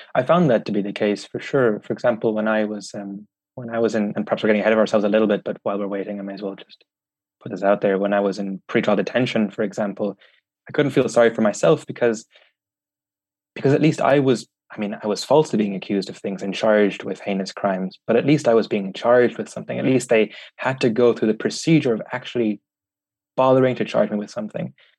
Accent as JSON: {"language": "English", "country": "Ireland", "tie": "born or raised there", "said": "I'm German Vietnamese, but I grew up in Ireland"}